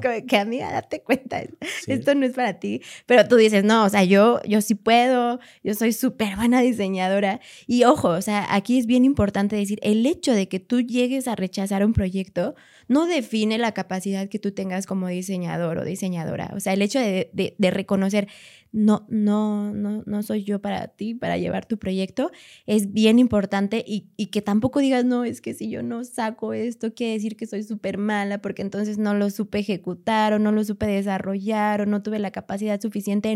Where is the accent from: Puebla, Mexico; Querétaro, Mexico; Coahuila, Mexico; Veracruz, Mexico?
Querétaro, Mexico; moved away as an adult; also born or lived in Guanajuato; now in Mexico City, Mexico; soy de, soy de aquí, de Ciudad de México, eh, llegué a vivir a Querétaro a los tres años, casi cuatro. Y a los 19 años fue que me fui a Guanajuato a estudiar